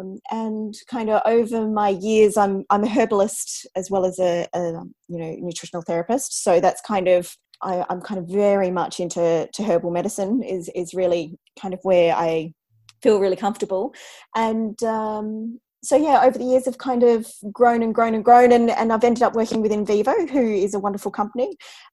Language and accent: English; Australia; accent: Antipodean; moved away as an adult; now in London, United Kingdom; I'm obviously Australian